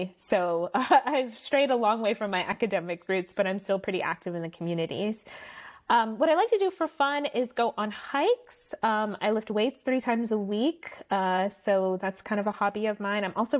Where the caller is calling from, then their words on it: Palo Alto, California, United States; And I am calling in from Palo Alto.